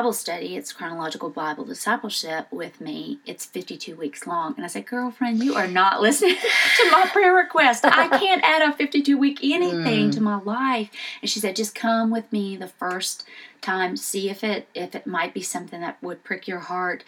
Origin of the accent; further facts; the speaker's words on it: Southern Louisiana, United States; moved away as an adult; also born or lived in Houston, Texas; now in Memphis, United States; I was born in Southern Louisiana. I went to LSU, moved to Houston out of college to take a job